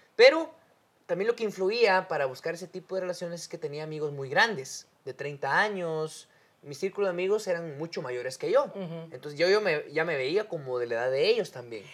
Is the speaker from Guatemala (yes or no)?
yes; Guatemala; somos guatemaltecos.